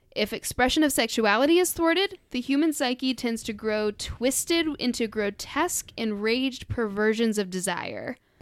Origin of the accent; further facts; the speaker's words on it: United States; I grew up in the American public school system